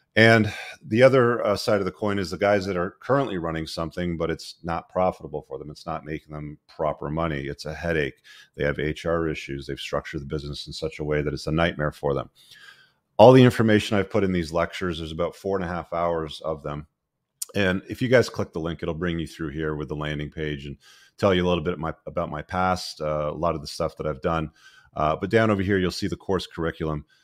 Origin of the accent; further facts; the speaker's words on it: Canada; my home country of Canada